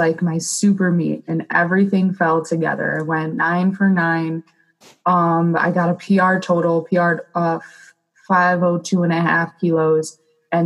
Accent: Lake Orion, Michigan, United States; Lake Orion, my hometown

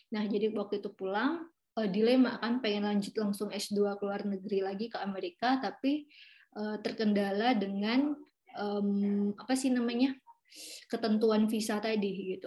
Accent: Duri, Riau, Indonesia; moved away as an adult; also born or lived in Pekanbaru, Indonesia; now in New York, United States; aku asli Riau. Ya, jadi uh, Eh, aku tuh sekarang tinggalnya di Pekanbaru yang merupakan itu kan uh, kabu apa sih namanya ibu kotanya Riau ya. Tapi sebenarnya aku lahirnya itu di Duri

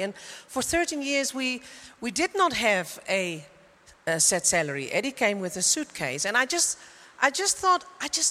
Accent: Netherlands; moved away as an adult; also born or lived in Coevorden, Netherlands; now in Germany; I came from Holland, and you might think I lived in Coevorden, and we are now in Germany

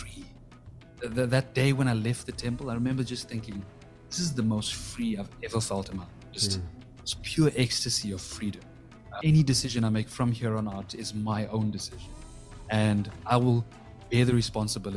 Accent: South Africa; when I was a kid growing up in South Africa

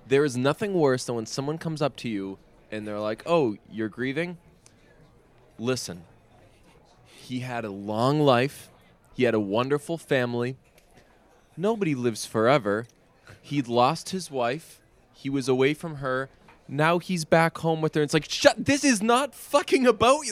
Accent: Boston, Massachusetts, United States; I'm half Irish and I'm also from Boston

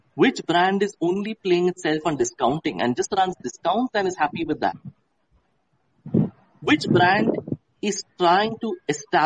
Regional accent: Mumbai, Maharashtra, India; moved away as an adult; also born or lived in Jaipur / Bhopal / Kolkata / Chennai; I am from Mumbai, been born and brought up there

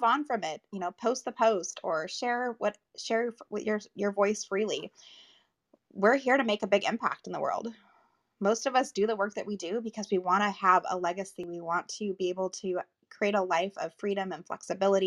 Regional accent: Las Vegas, Nevada, United States; now in Southern California, United States; I live in Southern California now, but I'm from Vegas

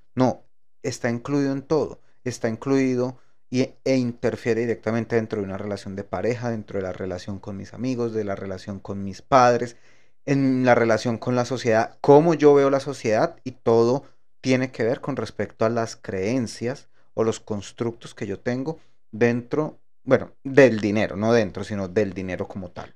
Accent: Colombia; moved away as an adult; now in United States; cuando salí de Colombia

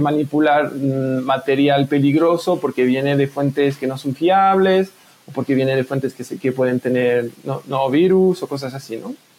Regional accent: France; accent: French-speaking; first language French; Spanish is a second language; moved away; a lo mejor se puede escuchar por mi acento, soy francófono, pues, yo vivía en Francia

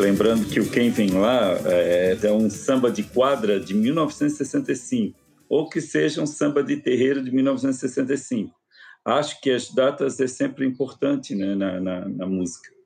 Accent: Florianópolis, Santa Catarina, Brazil; Eu nasci em 1970, nasci no Morro da Caixa, em Florianópolis

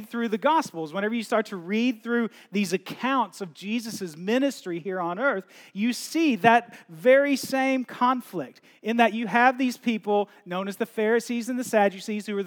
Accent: United States; moved away as an adult; growing up in the States

